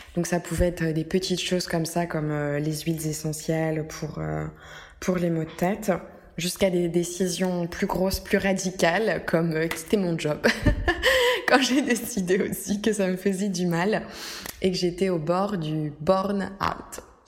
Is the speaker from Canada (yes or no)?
no; France; moved away as an adult; now in Rome, Italy; Je suis française à la base